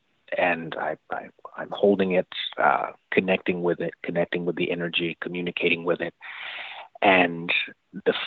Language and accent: English; the rural South, United States; I was growing up in the South, the rural South, here in the Bible Belt